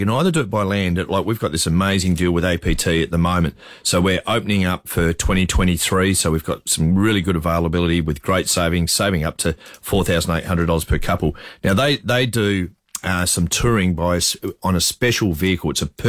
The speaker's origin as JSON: {"language": "English", "town": "Broken Hill", "region": "New South Wales", "country": "Australia", "tie": "born or raised there", "said": "coming from the country, I was born in Broken Hill"}